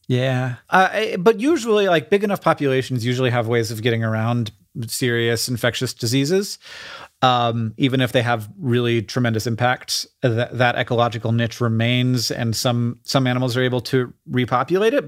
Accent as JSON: {"language": "English", "region": "Florida", "country": "United States", "tie": "born or raised there", "said": "growing up in Florida"}